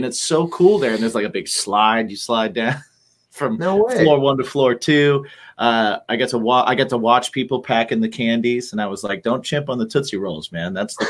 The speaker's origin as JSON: {"language": "English", "region": "Indiana", "country": "United States", "moved": "yes", "said": "Yeah. It's in Fort Wayne, Indiana. And I'm from Indiana."}